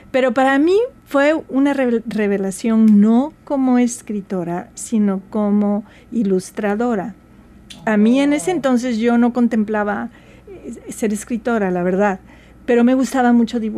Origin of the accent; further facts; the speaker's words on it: Veracruz, Mexico; yo soy jarocha de Veracruz, México, y nosotros teníamos muy poco acceso a los libros.